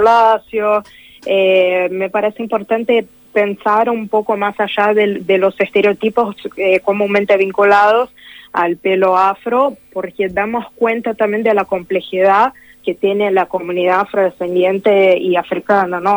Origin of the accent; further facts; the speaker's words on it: Brazil; yo soy de Brasil